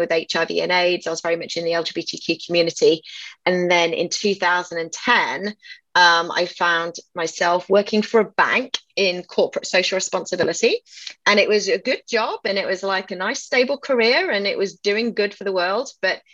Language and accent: English; England, United Kingdom; accent: British; moved away as an adult; now in Austin, United States; I was 21 when I left England in 1998.